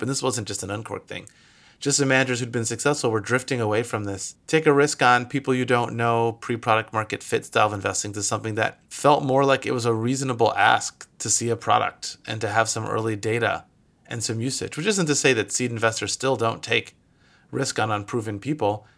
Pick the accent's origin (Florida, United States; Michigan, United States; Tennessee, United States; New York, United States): Michigan, United States; moved away as an adult; now in California, United States; I'm originally from Michigan and moved out here to California for school